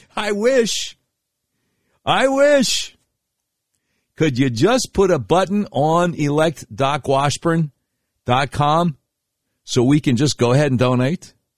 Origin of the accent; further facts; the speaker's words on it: Charlotte, North Carolina, United States; growing up in Charlotte, North Carolina